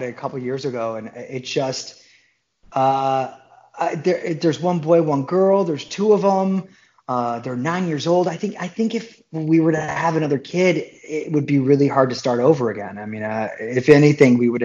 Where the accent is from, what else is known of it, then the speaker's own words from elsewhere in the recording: Detroit, Michigan, United States; moved away; I grew up in Detroit, Michigan